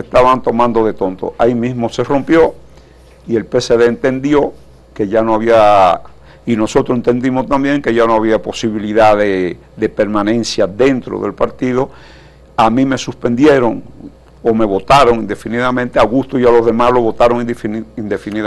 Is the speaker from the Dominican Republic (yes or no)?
yes; Dominican Republic